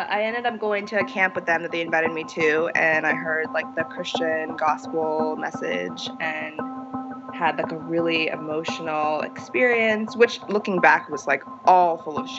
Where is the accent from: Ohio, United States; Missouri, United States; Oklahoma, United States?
Ohio, United States; Columbus; I was born in Columbus, Ohio